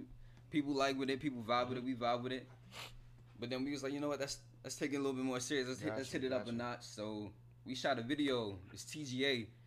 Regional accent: Washington, District of Columbia, United States; also born or lived in Maryland; now in Garner, United States; From D.C. I'm from Southeast D.C.

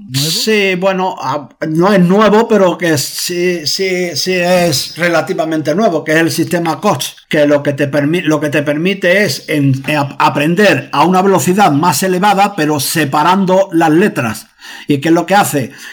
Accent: Huelva, Andalusia, Spain; now in Madrid, Spain; considero mi casa eh, en el lugar donde nací, ahí en Huelva

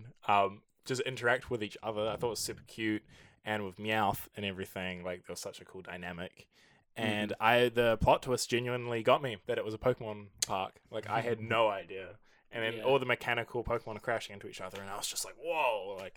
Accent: New Zealand; we're from New Zealand

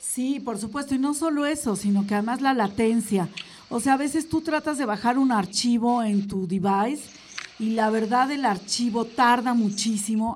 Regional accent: Mexico; como mexicanos

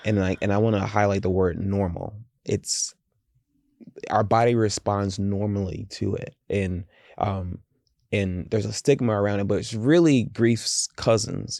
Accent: the South, United States; I grew up in the South

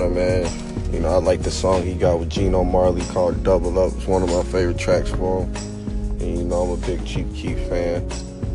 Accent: Indianapolis, Indiana, United States; also born or lived in Champaign, Illinois; I'm from Naptown, Indiana, raised. I was born in Champaign, Illinois

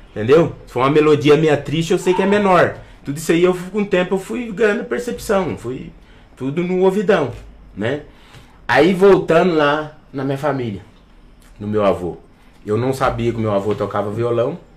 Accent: São Paulo, Brazil; penso que eu fui criado na, em São Paulo, na, na periferia, né?

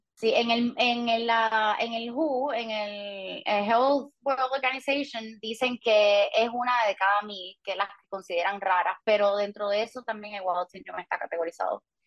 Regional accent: Puerto Rico; crecí en Puerto Rico toda mi vida

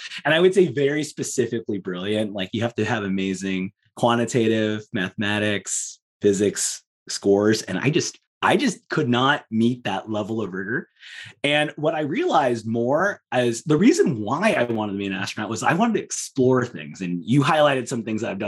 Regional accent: Southern California, United States; also born or lived in England; I'm from Southern California

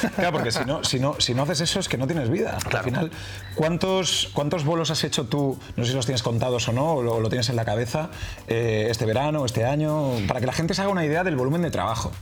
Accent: Barcelona, Catalonia, Spain; yo soy de aquí de Barcelona

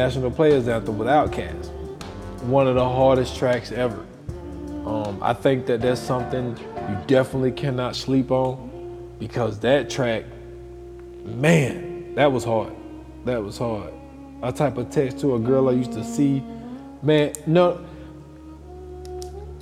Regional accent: the South, United States; I'm from the South

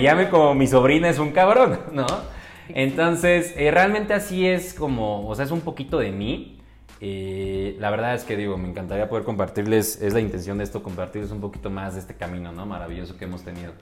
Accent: Mexico City, Mexico; soy originario de la hermosa Ciudad de México, Chilango, me puedes decir

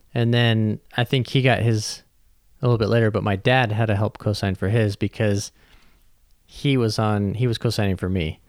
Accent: Southern California, United States; now in North Dakota, United States; growing up in Southern California, where it's always warm

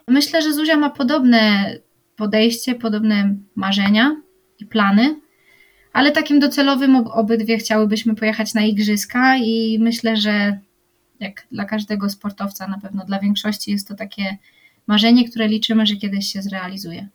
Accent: Poland

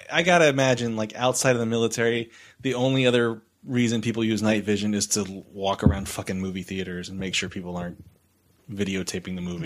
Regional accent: San Antonio, Texas, United States; I'm already from San Antonio

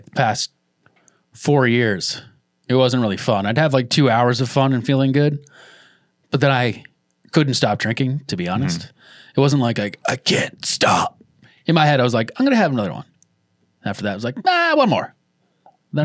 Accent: Boston, Massachusetts, United States; I'm from the Boston area

